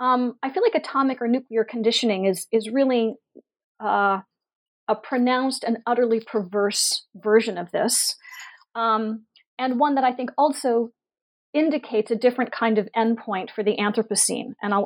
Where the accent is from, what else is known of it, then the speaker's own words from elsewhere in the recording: Pittsburgh, Pennsylvania, United States; I grew up in Pittsburgh, Pennsylvania. I presumed we were a targeted city